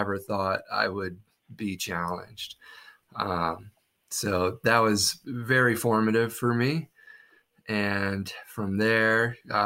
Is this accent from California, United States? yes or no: no; Southwest Virginia, United States; I grew up in Virginia, in Southwest Virginia